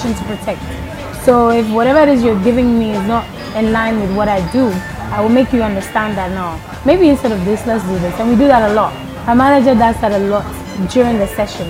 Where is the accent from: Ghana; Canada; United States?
Ghana; also born or lived in Liberia / Cape Coast, Ghana; I was in Ghana. I was born in Liberia, so we fled during the war to Ghana with my mom